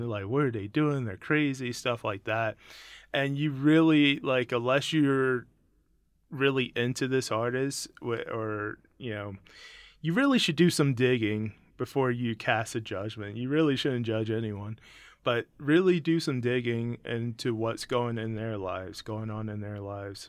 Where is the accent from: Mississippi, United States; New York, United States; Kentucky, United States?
Mississippi, United States; I'm born from Mississippi, so I'm very blues